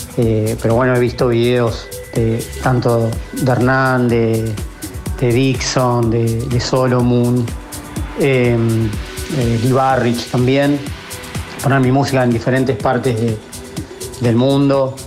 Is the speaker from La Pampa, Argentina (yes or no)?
yes; Santa Rosa, La Pampa, Argentina; yo soy de La Pampa, de Santa Rosa La Pampa